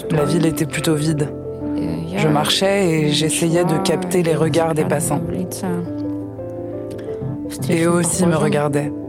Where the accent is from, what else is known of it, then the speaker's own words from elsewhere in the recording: Minsk, Belarus; moved away as an adult; now in Kyiv, Ukraine; Je suis née à Minsk. Je vis à Kiev depuis 4 ans.